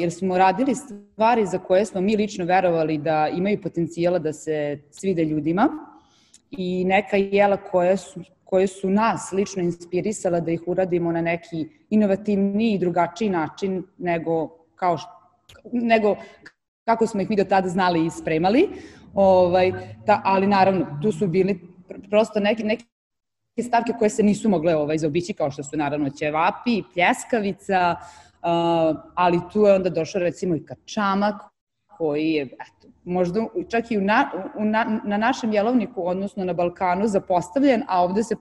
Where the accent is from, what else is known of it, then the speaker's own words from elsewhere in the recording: Novi Sad, Vojvodina, Serbia; now in Dubai, United Arab Emirates; kako ja dolazim iz Novog Sada i odnosno iz Vojvodine